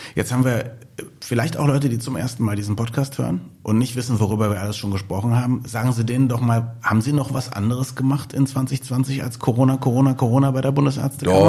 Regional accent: Berlin, Germany; als Berliner.

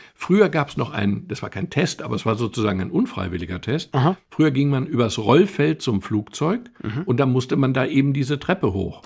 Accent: Germany; als Deutscher

